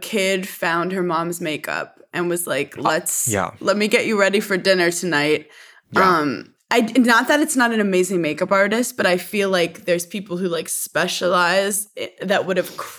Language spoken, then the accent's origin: English; New York City, New York, United States; As a New Yorker